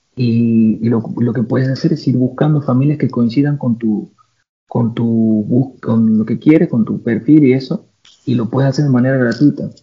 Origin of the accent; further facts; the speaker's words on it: Santiago del Estero, Argentina; moved away as an adult; now in Paris, France; Yo, como que nunca he vivido en una ciudad grande, vengo de Santiago de Estero